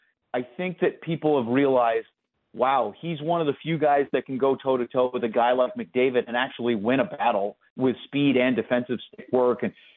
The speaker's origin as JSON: {"language": "English", "region": "Maine", "country": "United States", "tie": "born or raised there", "moved": "yes", "said": "I'm a lifelong Red Sox fan. I grew up in Maine. And as a New Englander, I went through a lot of lows as a Red Sox fan before a lot of highs."}